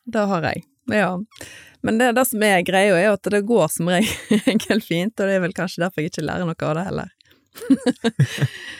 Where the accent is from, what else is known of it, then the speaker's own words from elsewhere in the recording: Stord, Vestland, Norway; moved away as an adult; also born or lived in Bergen; født og oppvokst på Stord. Og der eh, levde jeg de første 19 årene av mitt liv